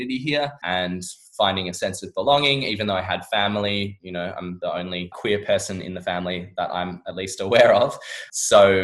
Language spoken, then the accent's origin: English; Perth, Western Australia, Australia; moved away as an adult; now in London, United Kingdom; I absolutely loved living in Perth